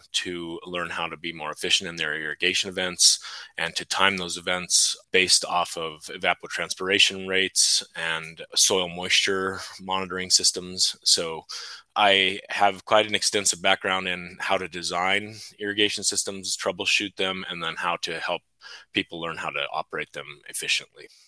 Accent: Delta County, Colorado, United States; I was born and raised in Delta County on a cattle ranch

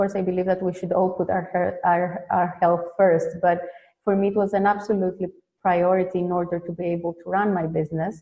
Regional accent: Greece; moved away as an adult; now in Netherlands; I was born and raised in Greece

